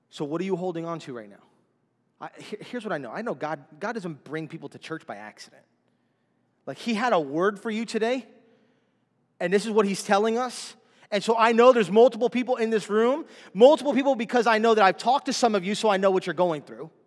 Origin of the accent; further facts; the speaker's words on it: Miami, Florida, United States; we're from Miami